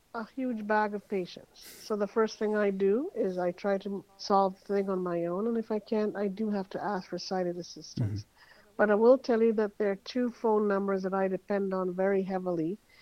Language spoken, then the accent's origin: English; Montreal, Quebec, Canada; moved away as an adult; now in Toronto, Canada; I am Canadian. I uh, grew up in Montreal, Canada. Quite a few years ago, I moved to Toronto because of the job market